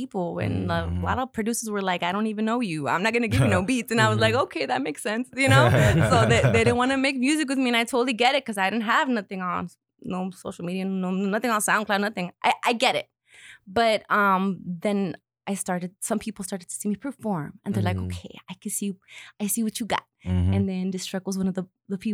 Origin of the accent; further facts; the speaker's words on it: Huntington Park, California, United States; my hometown in Huntington Park